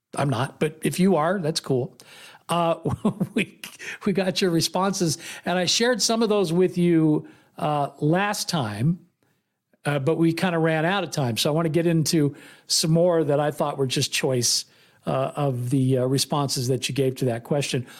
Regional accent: Bay Area, California, United States; I grew up in the Bay Area.

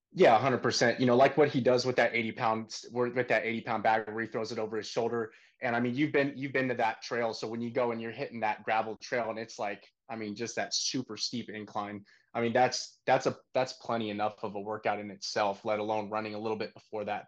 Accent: Northern California, United States; moved away as an adult; also born or lived in Texas; now in Austin, United States; Originally, I'm from Northern California

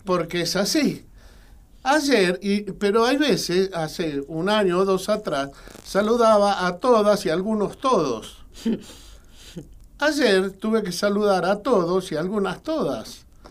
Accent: Argentina

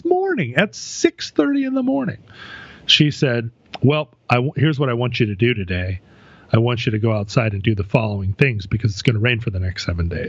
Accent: Anchorage, Alaska, United States; moved away; growing up in Anchorage, it was a thing, I guess, that you did because the weather could kill you. Mm-hmm. But we haven't lived in Anchorage as a family for a long time.

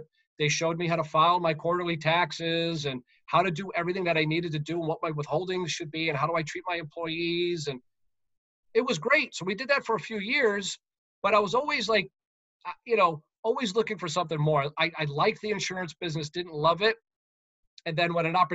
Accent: United States; moved away as an adult; also born or lived in Connecticut / Massachusetts; I grew up in New York and Connecticut

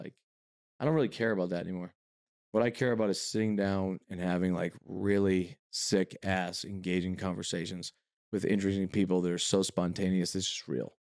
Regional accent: New England, United States; now in Los Angeles, United States; I was born and raised in New England.

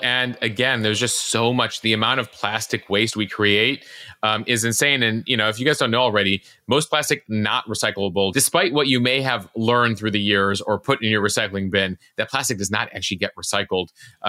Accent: Chicago, Illinois, United States; growing up in Chicago

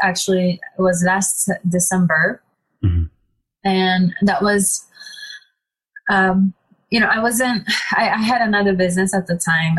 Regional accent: Japan; growing up in Japan, I would say I was very different than people around me

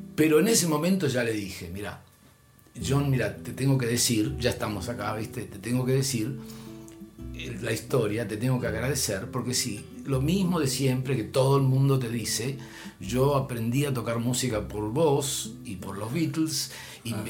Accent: Argentina; accent: Argentine; soy de Argentina

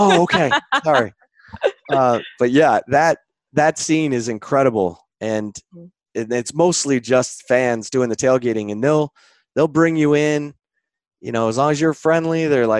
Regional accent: Michigan, United States; actually, I'm from Michigan.

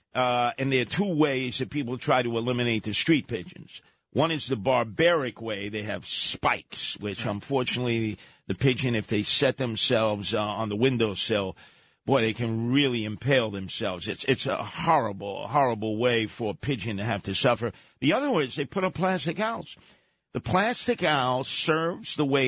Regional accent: New York City, New York, United States; where I grew up in Canarsie

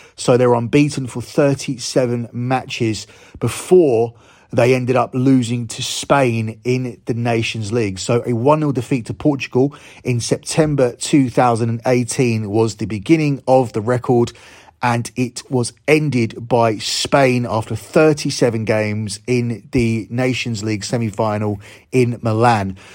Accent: United Kingdom; as a Brit

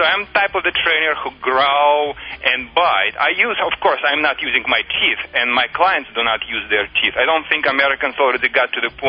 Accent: Russia; English is a second language; moved away as an adult; now in Michigan, United States; I immigrated in the United States 10 years ago, and prior to that, I was working for Russian Red Army. I trained the dogs as patrol dogs on the Russia-China border.

